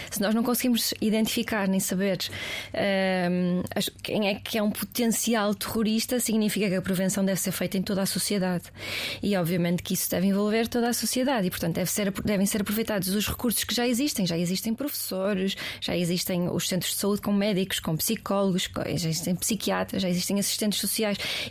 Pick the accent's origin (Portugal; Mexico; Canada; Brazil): Portugal; eu sou portuguesa, não sou americana.